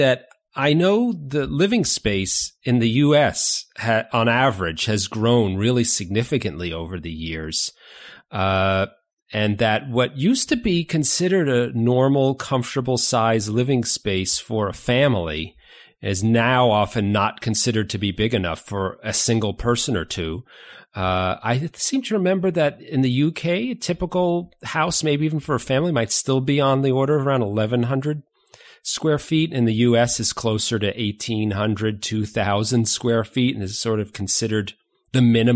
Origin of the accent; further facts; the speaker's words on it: New York, United States; moved away; I'm originally from New York. I grew up in New York